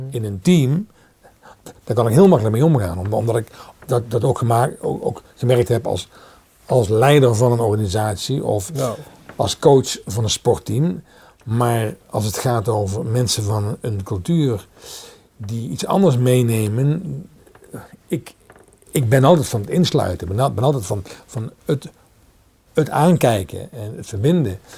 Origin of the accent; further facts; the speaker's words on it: Holland, Netherlands; ik ben een Hollander. Ehm, voor zover ik weet, uh, wonen mijn voorouders al